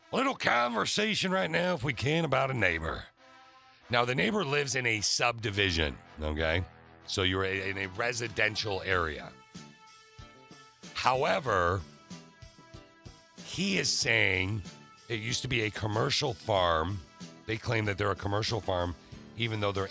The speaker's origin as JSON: {"language": "English", "town": "Lansing", "region": "Michigan", "country": "United States", "tie": "born or raised there", "said": "I grew up in Lansing, so obviously, we had the Lugnuts"}